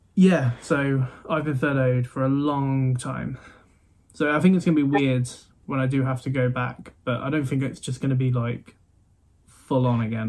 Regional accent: Midlands, United Kingdom; I'm from the Midlands. Like we don't mm. have as much of an accent

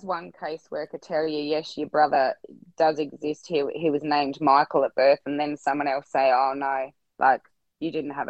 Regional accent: Swan Hill, Victoria, Australia; born there; because I got in that I was born in Swan Hill.

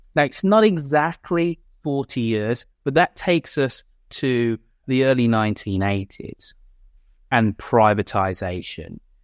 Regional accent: Birmingham, West Midlands, United Kingdom; my hometown of Birmingham

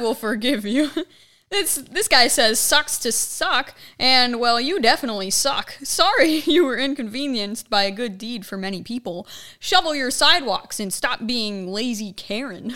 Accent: Ohio, United States; moved away; up in my hometown

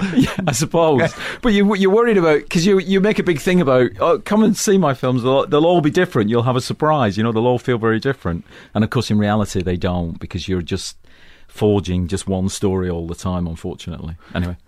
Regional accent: Manchester, North West England, United Kingdom; moved away; also born or lived in London; I come from Manchester, which is an industrial town in the northwest of England, and I come from a working class background

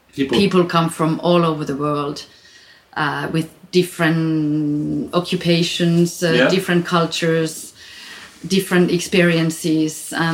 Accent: Finland; moved away as an adult; also born or lived in Grenoble, France; now in Chamonix, France; When I got out of the regular school in Finland, when I was between 18 and 20

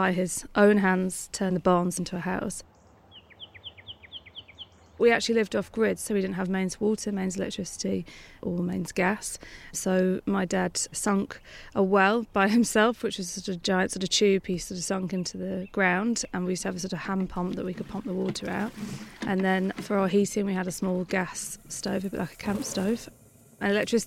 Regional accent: Lancashire, North West England, United Kingdom; I grew up in Lancashire, which is northwest England, in a very small farming village

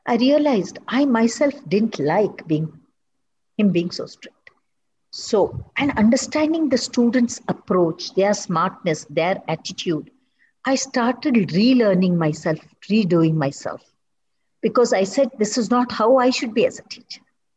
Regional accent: Kannada, Karnataka, India; first language Kannada; English is a second language; Telugu, I can't enjoy it as much as my mother tongue. It's my mother tongue

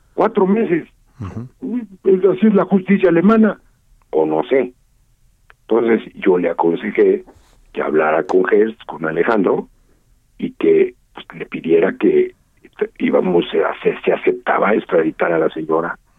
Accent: Mexico; como mexicano, como abogado, como funcionario público

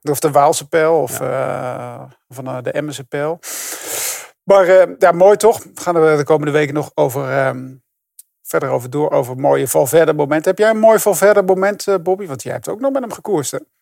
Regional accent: Netherlands; daar zijn we natuurlijk als Nederlander heel trots op

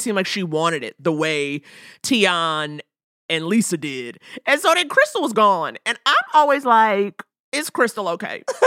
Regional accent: New York, United States; also born or lived in Detroit; now in Los Angeles, United States; I'm growing up in New York, summers in Detroit.

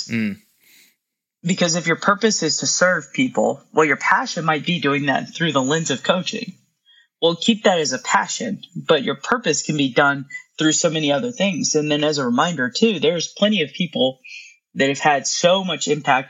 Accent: North Carolina, United States; I'm from North Carolina, grew up a Duke fan

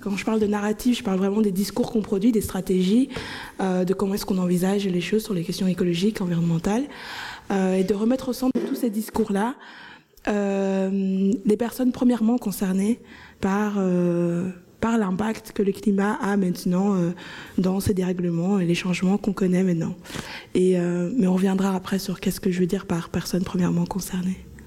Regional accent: Anderlecht, Brussels-Capital Region, Belgium; Bruxelles, je dirais par exemple euh, Anderlecht, là où j'ai grandi

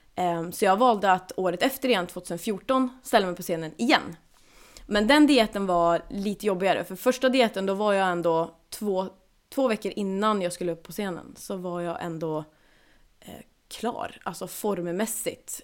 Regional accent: Kramfors, Västernorrland County, Sweden; now in Gothenburg, Sweden; jag är uppväxt uppe i, eh, ja, i Kramfors kommun heter det

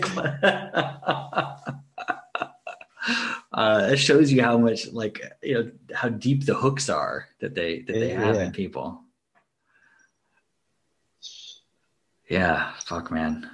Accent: Maryland, United States; I grew up in Maryland

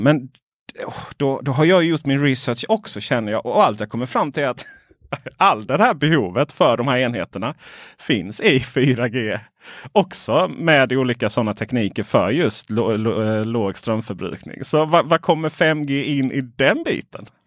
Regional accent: Ronneby, Blekinge, Sweden; moved away; där jag växte upp eh, Blekinge, Ronneby.

